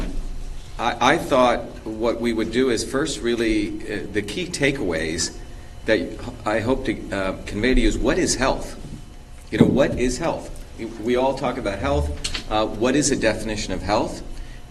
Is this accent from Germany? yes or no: no; India; also born or lived in Mumbai, India; now in Boston, United States; I was born in Bombay, India